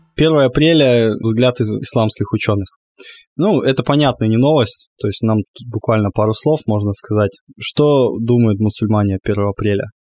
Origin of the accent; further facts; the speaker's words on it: Crimea, Ukraine; я как крымчанин